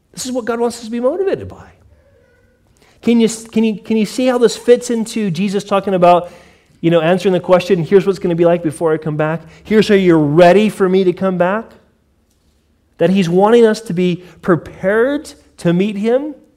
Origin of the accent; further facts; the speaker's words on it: United States; I grew up in America